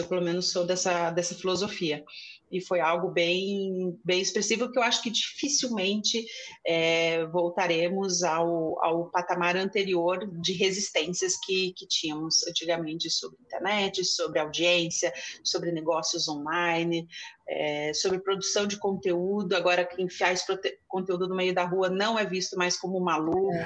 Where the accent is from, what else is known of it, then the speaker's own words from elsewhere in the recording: Curitiba, Paraná, Brazil; eu sou de Curitiba